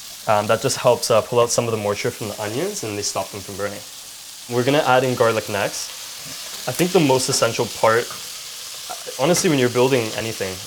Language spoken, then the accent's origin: English; Vancouver, British Columbia, Canada; we had a family restaurant growing up in Vancouver